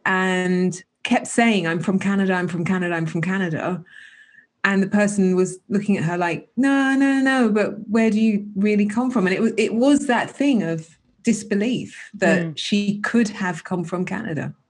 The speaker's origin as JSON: {"language": "English", "country": "United Kingdom", "tie": "born or raised there", "said": "we couldn't be born and bred here our parents born and bred here i mean my parents weren't but I was"}